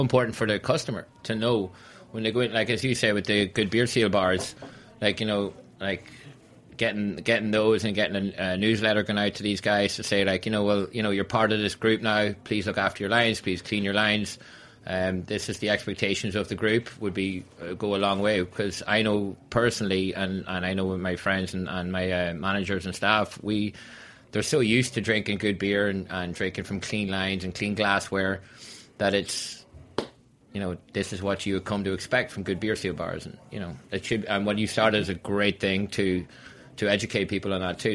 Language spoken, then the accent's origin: English; Donegal, Ulster, Ireland; also born or lived in Long Island City, New York; now in New York, United States; I'm uh, from Long Island City and originally from uh, Donegal in Ireland